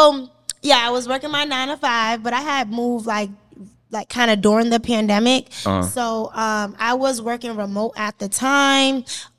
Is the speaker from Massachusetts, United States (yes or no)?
yes; Boston, Massachusetts, United States; Boston, I'm okay. Boston. Okay. I'm like, they say I'm the … Boston, but I also have the Mark Wahlberg Boston because I went to his Boys and Girls Club.